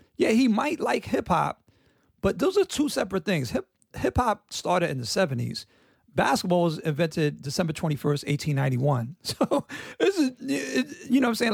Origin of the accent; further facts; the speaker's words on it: New York, United States; growing up in New York, uh, in the sixties and seventies